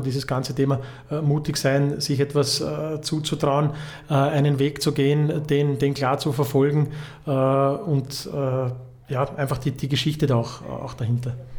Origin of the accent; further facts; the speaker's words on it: Vienna, Austria; now in Vorarlberg, Austria; für mich als Wiener